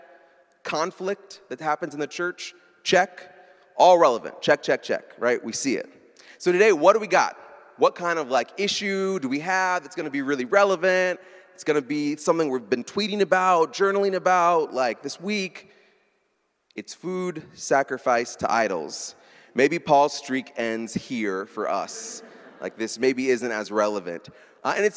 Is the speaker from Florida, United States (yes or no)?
no; Baltimore, Maryland, United States; I'm from Baltimore